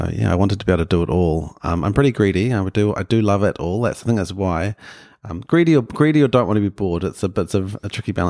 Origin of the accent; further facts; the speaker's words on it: Auckland, New Zealand; Yeah, I grew up in West Auckland in Rānui, deep west, and in a very non-creative household.